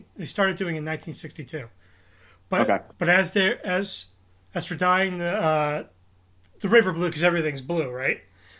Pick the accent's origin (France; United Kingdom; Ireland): Ireland; So another myth for St. Patty's Day, and one that I always follow as an Irishman, is eating the corned beef and cabbage as a traditional feast.